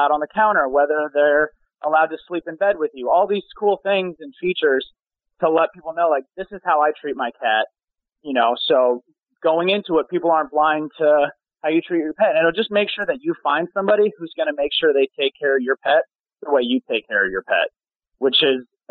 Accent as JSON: {"language": "English", "region": "Colorado", "country": "United States", "also_born_or_lived": "New York", "moved": "as an adult", "lives_now": "Los Angeles, United States", "said": "I'm actually from Colorado, and then I actually moved to New York for modeling and then L.A. for acting."}